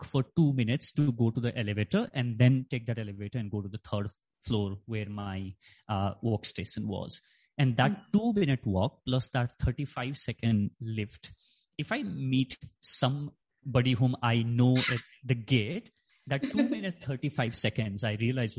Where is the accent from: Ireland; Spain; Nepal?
Nepal; moved away; I grew up in Nepal, so my school was there.